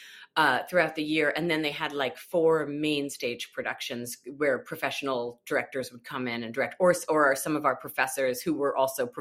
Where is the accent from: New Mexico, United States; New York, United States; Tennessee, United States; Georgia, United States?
New York, United States; just outside of Albany; I'm from upstate New York, just outside of Albany, New York